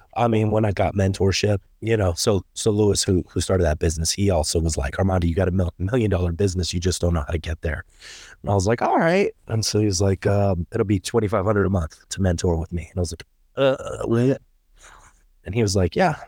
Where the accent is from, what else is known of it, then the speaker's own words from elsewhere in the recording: Germany; moved away; I grew up in Germany.